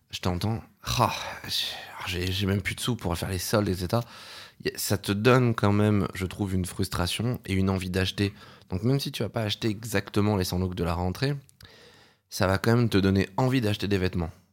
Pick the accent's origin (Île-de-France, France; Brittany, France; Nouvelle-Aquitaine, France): Île-de-France, France; Paris; j'ai grandi à Paris